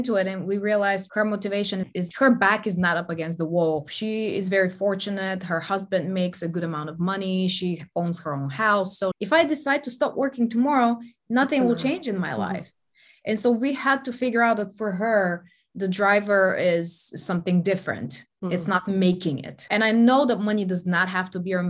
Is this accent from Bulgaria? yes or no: yes; Bulgaria; moved away as an adult; also born or lived in Denmark; Growing up in Bulgaria, I'd never left the country